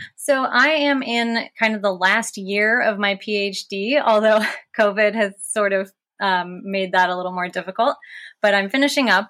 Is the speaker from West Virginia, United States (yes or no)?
yes; West Virginia, United States; growing up in West Virginia